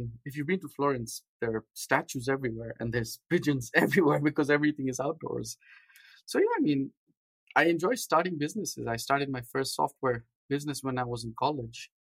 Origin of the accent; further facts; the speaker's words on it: Nairobi, Kenya; also born or lived in India / London; now in San Diego, United States; So we were very little when we moved from India to Africa. I grew up in Nairobi, Kenya.